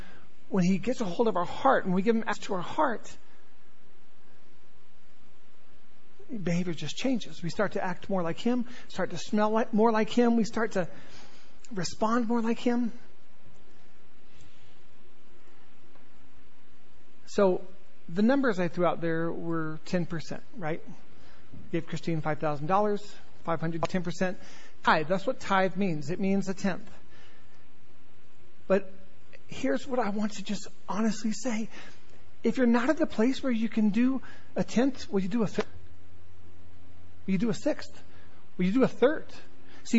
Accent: Southern California, United States; moved away; I grew up in Southern California

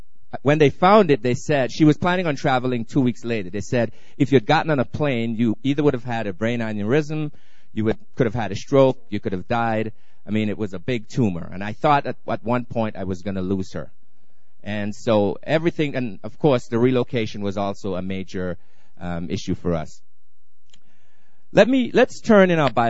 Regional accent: Antigua & Barbuda; also born or lived in Colorado; now in Dallas, United States; I'm from Antigua originally.

